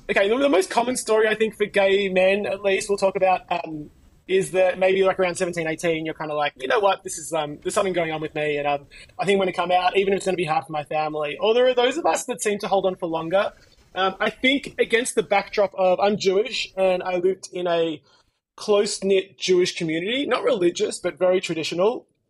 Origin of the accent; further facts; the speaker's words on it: Melbourne, Victoria, Australia; I am from Melbourne, Australia